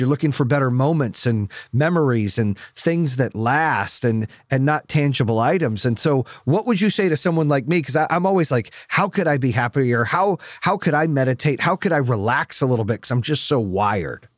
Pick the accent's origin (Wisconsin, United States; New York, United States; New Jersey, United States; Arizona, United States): Arizona, United States; Phoenix; growing up in Phoenix